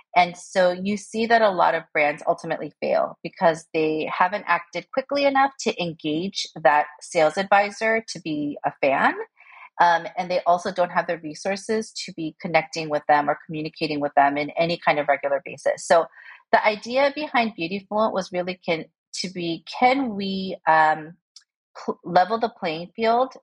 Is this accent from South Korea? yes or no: yes; South Korea; moved away as an adult; also born or lived in United States / New York; I was born in Korea and uh, we uh, immigrated unsuccessfully to the US because we immigrated when I was six and then we went back when I was 11. And um, I grew up um, for the rest of my uh, um, academic life, like in Korea until university.